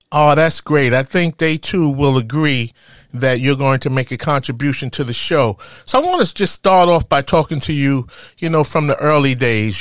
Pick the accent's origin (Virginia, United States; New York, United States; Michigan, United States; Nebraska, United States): New York, United States; growing up in Harlem